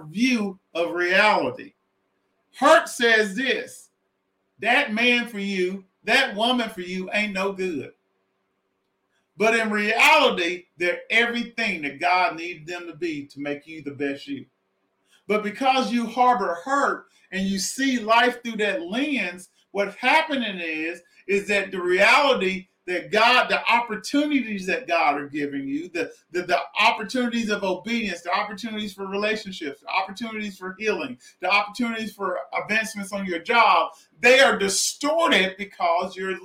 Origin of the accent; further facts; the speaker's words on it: Southwest Arkansas, United States; I'm from Southwest Arkansas